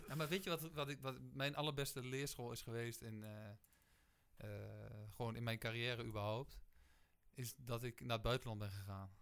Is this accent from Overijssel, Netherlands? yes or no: yes; Geesteren, Overijssel, Netherlands; moved away; Dus ik kom gewoon uit Geesteren en eigenlijk kom een beetje uit... Eh, gewoon het, het, boerendorp